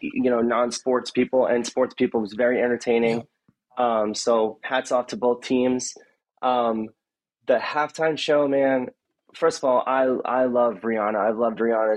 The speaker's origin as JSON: {"language": "English", "area": "Long Island", "region": "New York", "country": "United States", "said": "I'm from Long Island"}